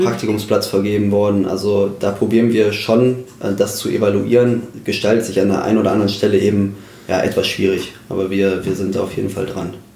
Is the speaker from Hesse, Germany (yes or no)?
yes; Twistetal, Hesse, Germany; also born or lived in Kassel; ich komme aus der Gemeinde Twissetal, aus dem Ortsteil Mühlhausen. Dort bin ich äh, geboren und auch aufgewachsen